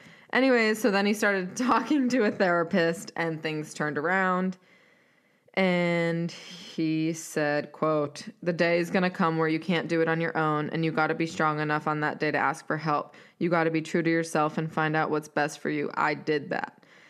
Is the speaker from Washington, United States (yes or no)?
no; Raleigh, North Carolina, United States; from a skinny little kid growing up in Section 8 in Raleigh to the number one pick